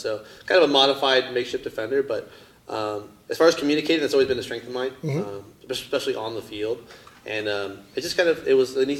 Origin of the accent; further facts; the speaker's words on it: San Clemente, California, United States; also born or lived in Capistrano Beach; I grew up in Southridge County, kind of born and raised between Capitol Beach, San Clemente